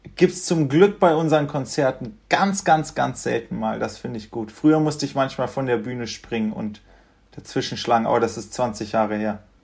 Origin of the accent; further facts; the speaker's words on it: Göttingen, Lower Saxony, Germany; now in Berlin, Germany; wir kommen ja aus Göttingen